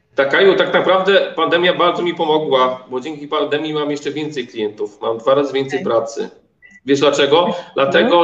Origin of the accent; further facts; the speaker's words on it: Poland; moved away as an adult; also born or lived in Oslo, Norway; my jesteśmy Polakami też